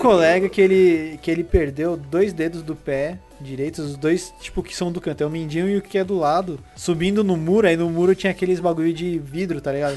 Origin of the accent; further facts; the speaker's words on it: São Paulo, Brazil; a gente é paulistano, né? Porque a gente mora em São Paulo